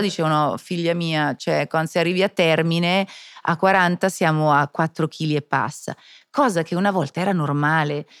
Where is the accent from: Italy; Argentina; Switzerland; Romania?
Switzerland; Io che sono svizzera